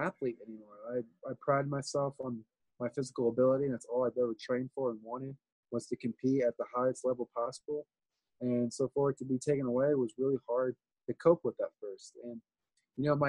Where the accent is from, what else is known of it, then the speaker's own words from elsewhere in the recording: Des Moines, Iowa, United States; moved away as an adult; now in Port St. Lucie, United States; I grew up in Des Moines, Iowa. Born and raised